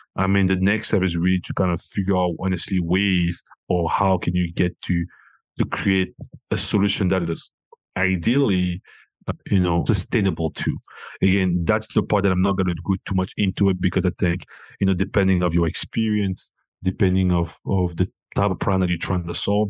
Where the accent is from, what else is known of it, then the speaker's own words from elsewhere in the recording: Cameroon; moved away; I'm originally from Cameroon